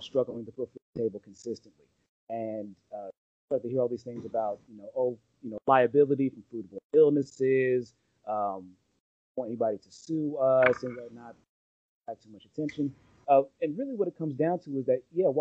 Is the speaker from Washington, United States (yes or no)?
no; around Los Angeles, Southern California, United States; I'm from Southern California, around Los Angeles